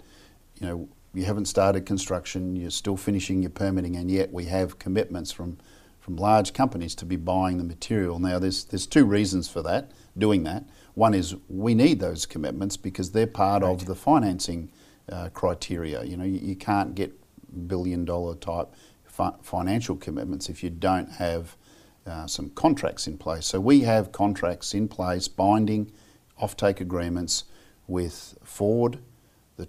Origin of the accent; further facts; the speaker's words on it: Australia; I'm an Australian